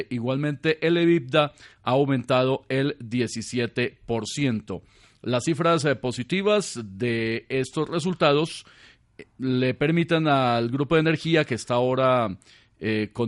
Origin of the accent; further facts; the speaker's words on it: Pitalito, Huila, Colombia; born there; Exactamente, sí, señor, laboyanos. Ese es el gentilicio de los que nacimos en Pitalito.